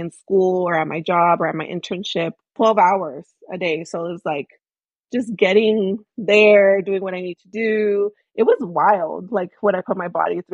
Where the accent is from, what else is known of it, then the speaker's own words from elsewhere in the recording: Bay Area, California, United States; also born or lived in Michoacán, Mexico; I'm an immigrant myself from Michoacán, Mexico. I grew up in the Bay Area